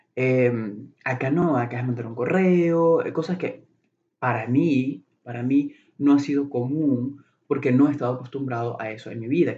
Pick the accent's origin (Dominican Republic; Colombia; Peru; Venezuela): Venezuela; moved away as an adult; now in Chicago, United States; soy eh, de, Venezuela, soy venezolano